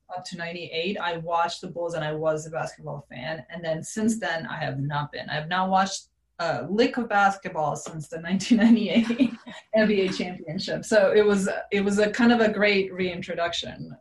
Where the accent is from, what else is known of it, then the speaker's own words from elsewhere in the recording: Serbia; now in United States; I grew up in Serbia